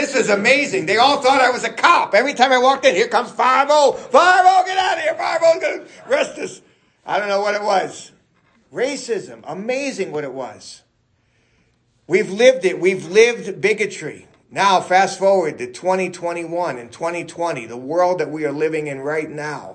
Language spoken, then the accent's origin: English; New York City, New York, United States; I'm from New York City